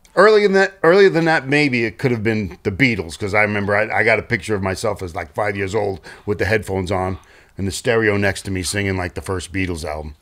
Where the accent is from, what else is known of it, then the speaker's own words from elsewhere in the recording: New York City, New York, United States; I was from Staten Island